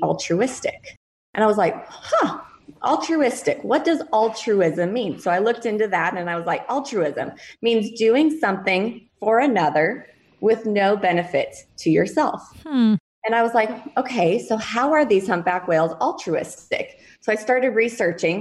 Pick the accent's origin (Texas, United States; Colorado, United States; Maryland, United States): Colorado, United States; moved away as an adult; also born or lived in Big Island of Hawaii; now in Hawaii, United States; I am actually from Colorado originally, come from a great set of parents